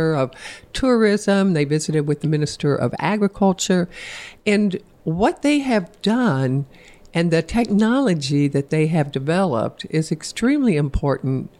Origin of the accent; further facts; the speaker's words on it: Evansville, Indiana, United States; my hometown down in Evansville